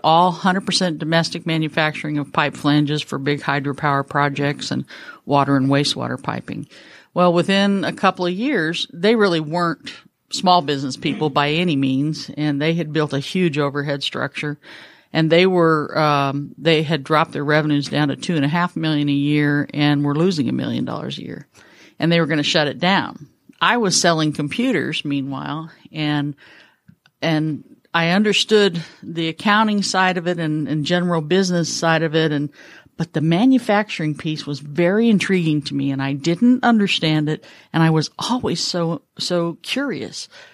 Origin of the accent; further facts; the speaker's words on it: Mendocino County, Northern California, United States; moved away as an adult; now in Atlanta, United States; I was born in Northern California, lived there for the first twenty-five years of my life, um, up in Mendocino County